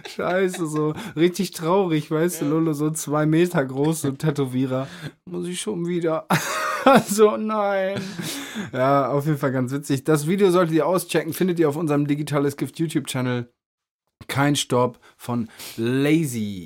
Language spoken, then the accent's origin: German; Meppen, Lower Saxony, Germany; moved away; im Jam Center in Meppen eine Show. Ähm, erstes Mal in meiner Heimatstadt